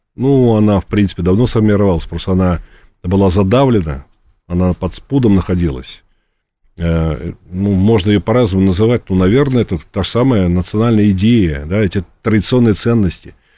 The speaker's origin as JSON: {"language": "Russian", "region": "Moscow", "country": "Russia", "tie": "born or raised there", "said": "Я сам коренной москвич, причем не, не в первом поколении, а в каком-то там, я уж не помню, пятом или шестом"}